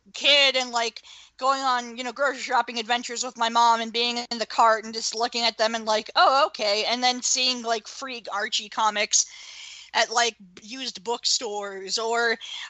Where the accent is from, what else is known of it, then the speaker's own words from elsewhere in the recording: Canada; As a Canadian, I'd watch Teletoon